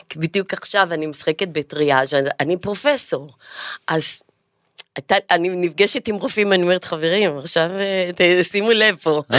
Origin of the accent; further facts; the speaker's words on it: Jaffa, Tel Aviv District, Israel; ביפו גדלתי באמת כחתולת רחוב